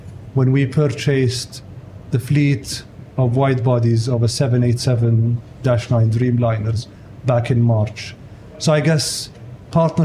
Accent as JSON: {"language": "English", "town": "Riyadh", "region": "Riyadh Province", "country": "Saudi Arabia", "tie": "born or raised there", "said": "I'm born and raised in Riyadh."}